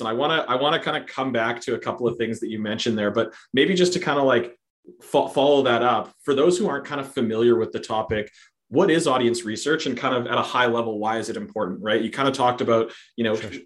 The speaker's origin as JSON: {"language": "English", "country": "Canada", "said": "we are very polite."}